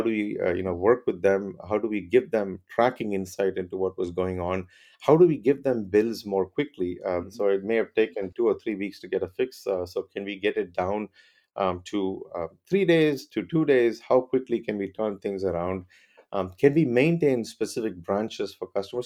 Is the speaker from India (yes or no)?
yes; Chennai, Tamil Nadu, India; moved away as an adult; also born or lived in Clemson, South Carolina, United States; I grew up in Chennai, India